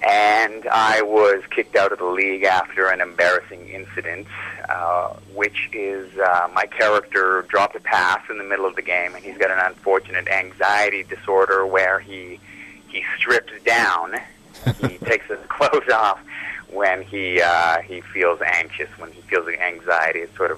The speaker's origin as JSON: {"language": "English", "town": "Vancouver", "region": "British Columbia", "country": "Canada", "said": "We have a lot of Canadian fans, obviously, being that we're from Vancouver"}